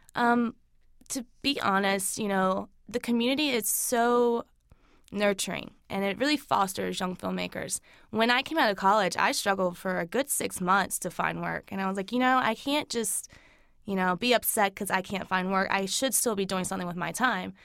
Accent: Lancaster, South Carolina, United States; now in Charlotte, United States; I grew up in Lancaster

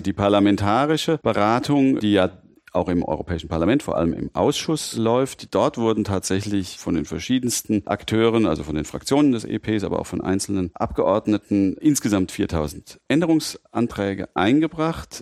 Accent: Mainz, Rhineland-Palatinate, Germany; also born or lived in Frankfurt; ich in Mainz aufgewachsen bin und mich natürlich auch als Mainzer fühle

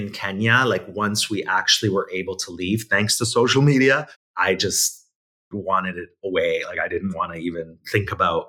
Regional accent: Italy; born there; So basically, I was born in Italy.

